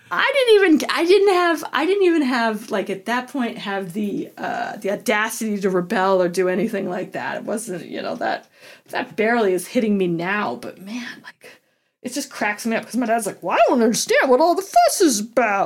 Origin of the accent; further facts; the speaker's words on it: Colorado, United States; growing up in Colorado